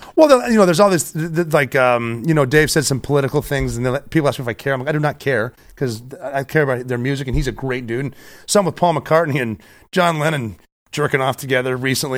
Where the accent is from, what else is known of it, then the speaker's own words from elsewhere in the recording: Butte, Montana, United States; moved away as an adult; now in New York City, United States; I'm from Butte, Montana. I went to high school with all four of the officers.